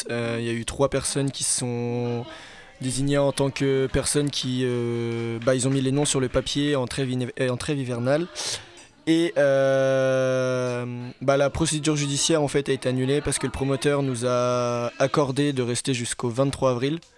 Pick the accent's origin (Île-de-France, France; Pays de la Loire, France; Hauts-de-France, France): Pays de la Loire, France; Saint-Nazaire; je viens de Saint-Nazaire.